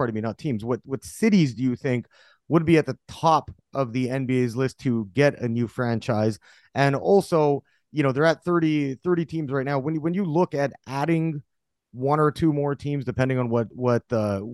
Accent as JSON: {"language": "English", "town": "Vancouver", "region": "British Columbia", "country": "Canada", "tie": "born or raised there", "said": "I grew up in Vancouver, Canada, you know, just down the road, the I-5 from Seattle."}